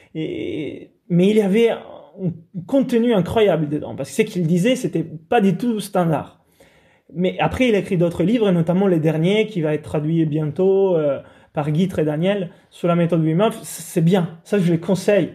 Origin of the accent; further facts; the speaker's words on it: Italy; moved away; je suis italien, grandi sous la côte italienne